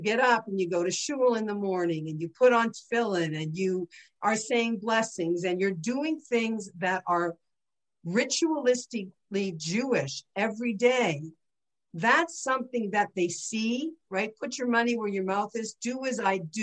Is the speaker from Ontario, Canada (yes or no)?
yes; St. Catharines, Ontario, Canada; I grew up in St. Catharines, Ontario, 10 minutes from Niagara Falls.